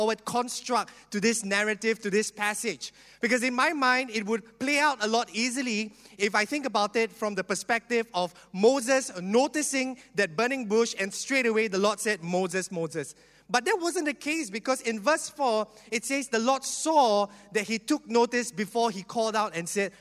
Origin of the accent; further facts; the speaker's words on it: Singapore; I'm a typical Singaporean that grew up in the education